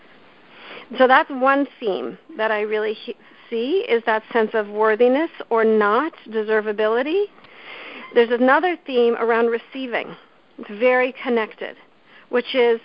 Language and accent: English; Canada; I grew up in Canada